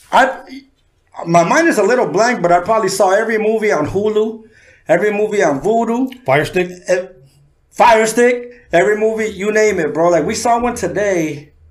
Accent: San Diego, California, United States; also born or lived in Mexico City, Mexico; I had two older brothers, and uh, we moved to Southeast San Diego to Sherman. Okay. And that's where I was raised.

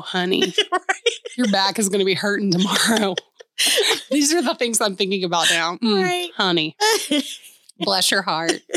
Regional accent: Atlanta, Georgia, United States; moved away as an adult; now in Nashville, United States; growing up in Atlanta

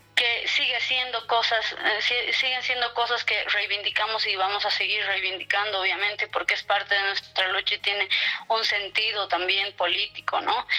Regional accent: La Paz, Bolivia; soy de La Paz, vivo en La Paz.

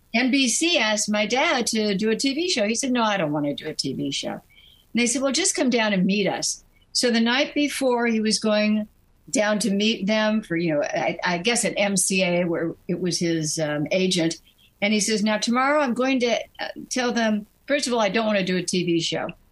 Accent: New York, United States; I was born in New York

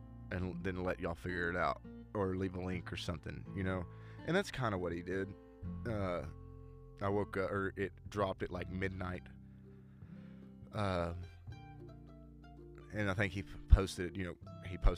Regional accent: Tyler, Texas, United States; my hometown, Tyler

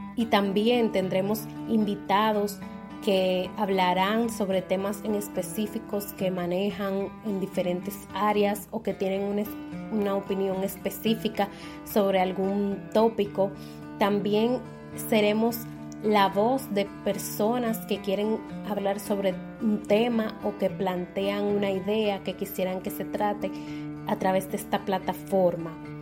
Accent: La Romana, Dominican Republic; now in Santo Domingo, Dominican Republic; soy nacida y criada en la Romana República Dominicana, aunque actualmente estoy residiendo en la ciudad de Santo Domingo

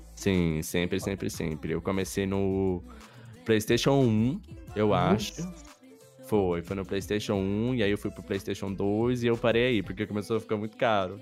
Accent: interior of São Paulo, Brazil; moved away; Eu sou do interior de São Paulo

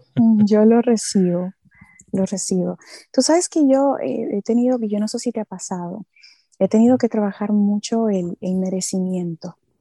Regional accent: Santo Domingo, Dominican Republic; first language Spanish; moved away as an adult; now in Los Angeles, United States; nosotros los dominicanos

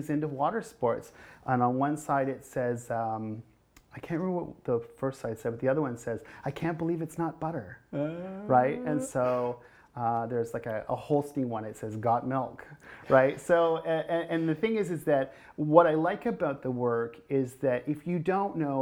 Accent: North Bay, Ontario, Canada; moved away; first time here in North Bay in my hometown

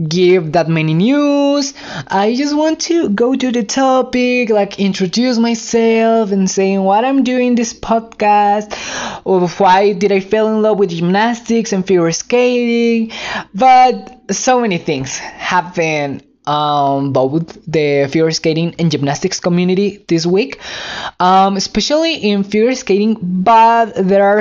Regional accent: Mexico; English is a second language; I'm Mexican, so English is not my first language

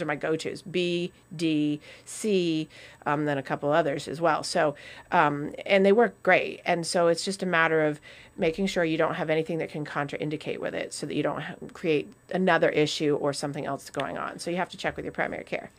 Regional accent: New England, United States; as a course of being New Englanders

